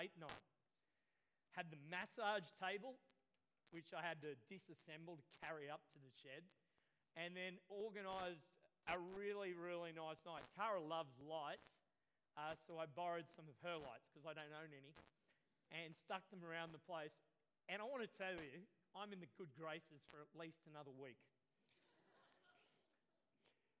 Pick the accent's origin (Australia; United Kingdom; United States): Australia; I grew up near Currumbong